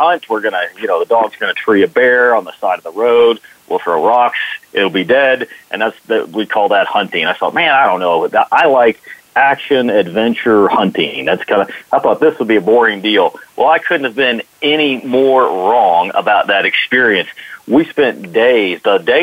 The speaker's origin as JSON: {"language": "English", "town": "Dallas", "region": "Texas", "country": "United States", "tie": "born or raised there", "said": "I grew up in Texas and grew up in Dallas"}